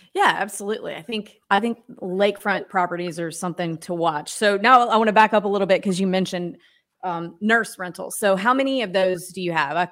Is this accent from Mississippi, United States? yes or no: yes; Mississippi, United States; I grew up in Mississippi